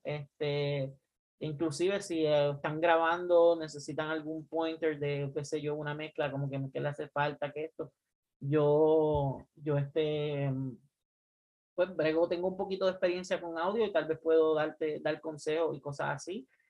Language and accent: Spanish; Puerto Rico; now in United States; nosotros salimos de Puerto Rico.